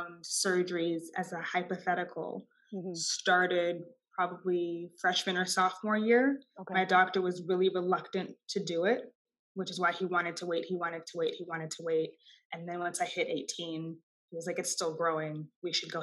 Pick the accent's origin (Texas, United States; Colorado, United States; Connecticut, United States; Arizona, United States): Texas, United States; Austin; I am a Texan. I was born and raised in Austin, Texas